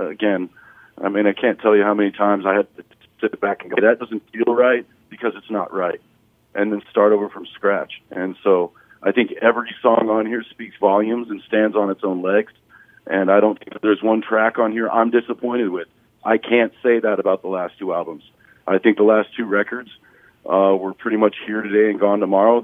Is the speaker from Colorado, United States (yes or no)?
yes; Colorado, United States; I grew up in Colorado near a whole bunch of railroad tracks